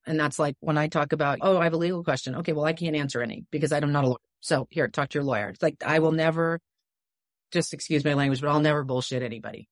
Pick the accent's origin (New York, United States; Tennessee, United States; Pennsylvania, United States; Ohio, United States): New York, United States; moved away; I loved growing up in New York.